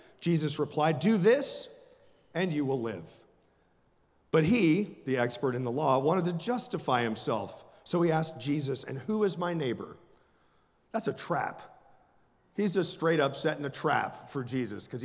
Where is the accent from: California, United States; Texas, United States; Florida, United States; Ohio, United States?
Florida, United States; Jacksonville; I was raised in a little town called Jacksonville, which is actually a rather big city, and it's on the northern eastern side of the state of Florida, and it's the Deep South